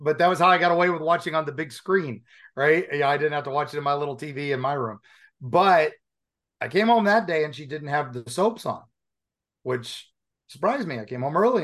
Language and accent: English; Appalachian Mountains, United States; also born or lived in Dayton, Ohio; I grew up in the Appalachian Mountains